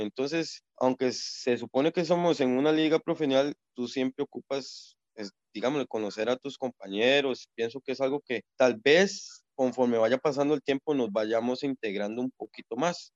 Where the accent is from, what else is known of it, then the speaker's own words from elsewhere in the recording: Siquirres, Limón, Costa Rica; mi pueblo